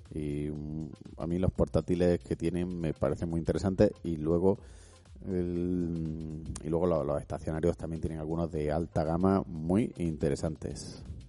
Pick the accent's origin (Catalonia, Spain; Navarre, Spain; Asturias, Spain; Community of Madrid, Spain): Community of Madrid, Spain; Madrid; yo soy de Madrid